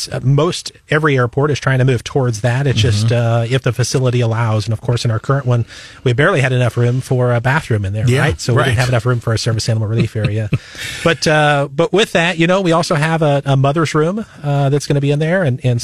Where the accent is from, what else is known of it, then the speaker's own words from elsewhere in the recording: Northwest Iowa, United States; moved away as an adult; now in Columbia, United States; So I'm originally from Northwest Iowa, and I've been down here now about, 22 years.